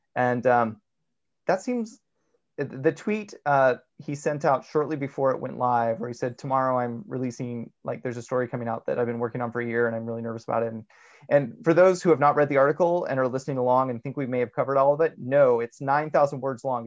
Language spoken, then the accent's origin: English; United States; as American Mormons